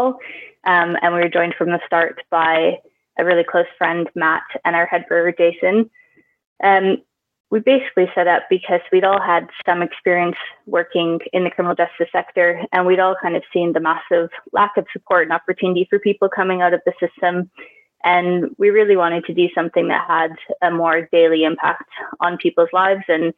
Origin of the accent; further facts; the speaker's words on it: Canada; moved away as an adult; also born or lived in Toronto / London; now in Oxford, United Kingdom; We're both Canadian